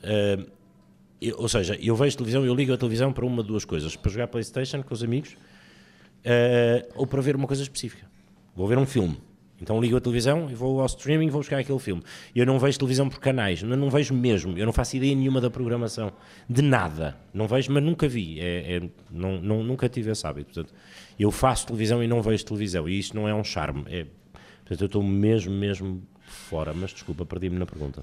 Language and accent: Portuguese; Porto, Norte, Portugal; also born or lived in Portimão; Porque eu nasci em Portimão, mas sou do Porto.